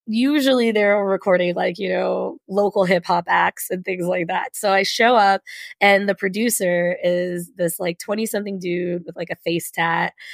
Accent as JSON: {"language": "English", "region": "Kentucky", "country": "United States", "tie": "born or raised there", "said": "I grew up in Kentucky"}